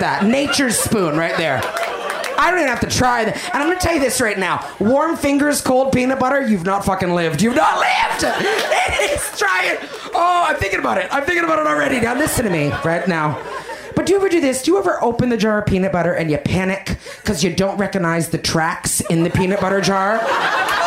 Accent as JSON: {"language": "English", "country": "Canada", "said": "I'm Canadian"}